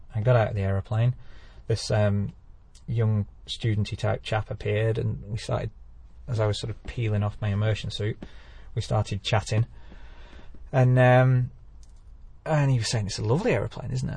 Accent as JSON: {"language": "English", "area": "Lake District", "region": "North West England", "country": "United Kingdom", "tie": "born or raised there", "said": "this is my hometown"}